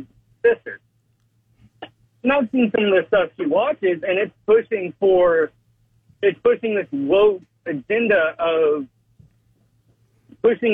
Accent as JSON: {"language": "English", "town": "Pensacola", "region": "Florida", "country": "United States", "tie": "born or raised there", "said": "I grew up down in Florida. I grew up in Pensacola"}